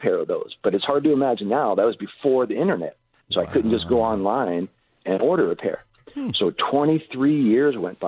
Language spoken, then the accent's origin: English; Cincinnati, Ohio, United States; moved away as an adult; also born or lived in Honolulu, Hawaii; I grew up in Ohio